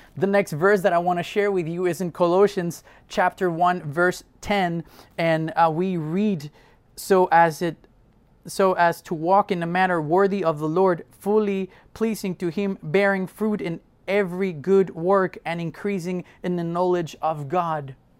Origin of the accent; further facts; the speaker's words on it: Mexico; moved away; I grew up in Mexico